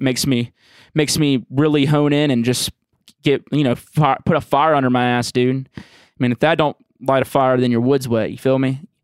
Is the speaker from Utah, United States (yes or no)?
no; Jackson, Mississippi, United States; growing up in Jackson